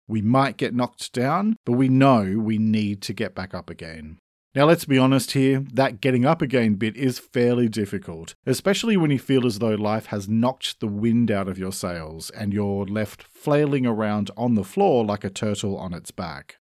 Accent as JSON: {"language": "English", "country": "Australia", "said": "I'm an Australian writer"}